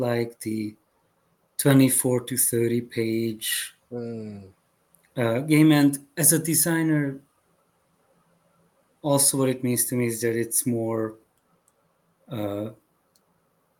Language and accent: English; Hungary; English is a second language; moved away as an adult; also born or lived in Chicago, United States; now in United States; When I was growing up in Hungary